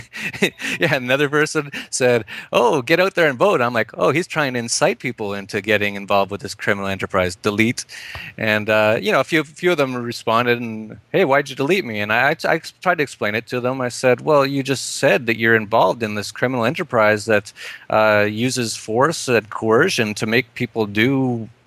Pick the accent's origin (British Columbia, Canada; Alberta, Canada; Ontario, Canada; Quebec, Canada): Alberta, Canada; Edmonton; moved away as an adult; also born or lived in Vancouver; I'm from Canada originally. I was born in Edmonton and I lived in Vancouver for a while, and then I defected about uh, eight years ago